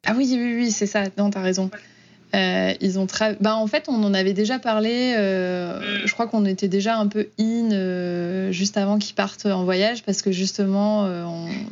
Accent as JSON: {"language": "French", "region": "Auvergne-Rhône-Alpes", "country": "France", "also_born_or_lived": "Oklahoma, United States", "moved": "as an adult", "lives_now": "Houston, United States", "said": "donc moi je viens de, d'Auvergne"}